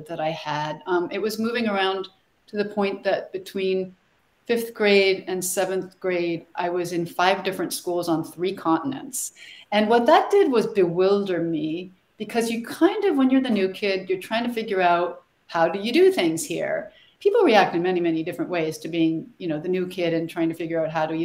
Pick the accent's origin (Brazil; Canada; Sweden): Sweden; now in United States; I'm from Sweden originally.